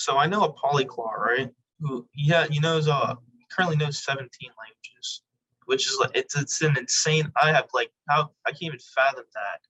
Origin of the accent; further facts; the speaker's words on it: the West Bank, Louisiana, United States; I grew up on the West Bank.